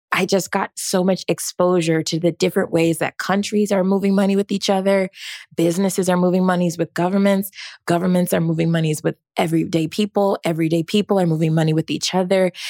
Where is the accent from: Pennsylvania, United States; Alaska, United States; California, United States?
California, United States; Rancho Cucamonga; I'm originally from Rancho Cucamonga, California.